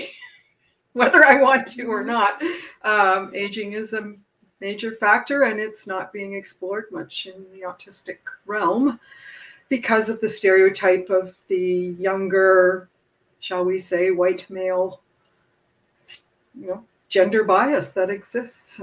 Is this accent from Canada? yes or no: yes; Canada; Speaking as a Canadian